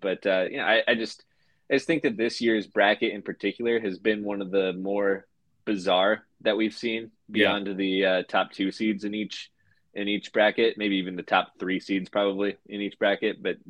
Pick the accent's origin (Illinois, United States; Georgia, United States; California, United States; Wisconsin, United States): Illinois, United States; I'm from Illinois, so I watch a lot of Illinois basketball too